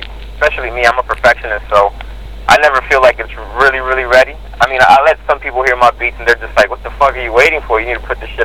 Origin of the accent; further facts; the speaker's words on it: Miami, Florida, United States; I grew up in Miami